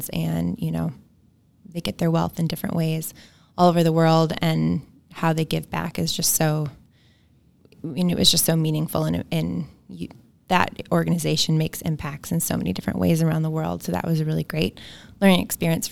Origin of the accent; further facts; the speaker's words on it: Madison, Wisconsin, United States; also born or lived in Chicago; I am originally from Madison, Wisconsin. I grew up in the Spring Harbor area and went to public schools here